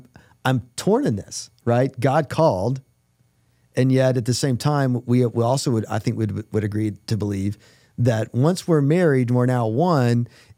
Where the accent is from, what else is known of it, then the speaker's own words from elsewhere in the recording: North Carolina, United States; moved away; you guys know I'm from North Carolina.